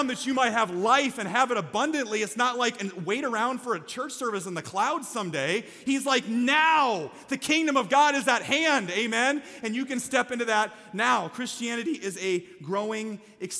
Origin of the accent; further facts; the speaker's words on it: Iowa, United States; I'm from Iowa